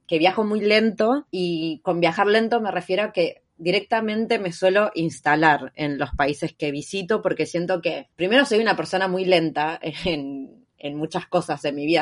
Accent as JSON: {"language": "Spanish", "country": "Argentina", "moved": "as an adult", "said": "soy de Argentina"}